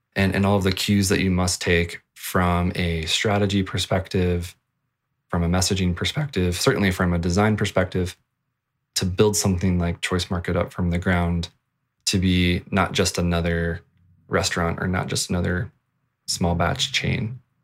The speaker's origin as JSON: {"language": "English", "region": "Virginia", "country": "United States", "moved": "yes", "said": "I come from Virginia and Sheets was the thing, uh, when I lived back there"}